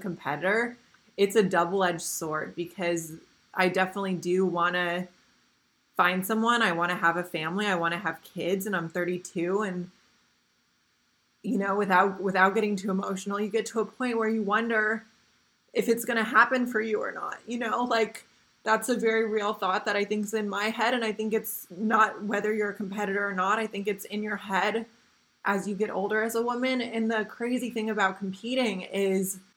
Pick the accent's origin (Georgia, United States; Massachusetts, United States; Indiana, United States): Indiana, United States; the Midwest; now in Costa Mesa, United States; where I grew up in the Midwest and Indiana